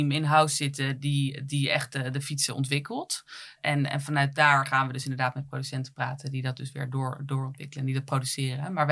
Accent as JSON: {"language": "Dutch", "country": "Netherlands", "said": "Eh, het feit dat wij uit Nederland komen, dat, dat, dat is heel belangrijk voor, voor, voor, voor consumenten."}